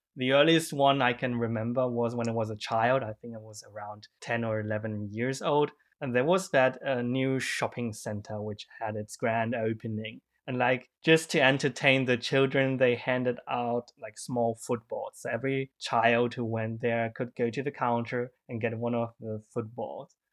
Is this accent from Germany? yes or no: yes; Germany; English is a second language; I grew up in Germany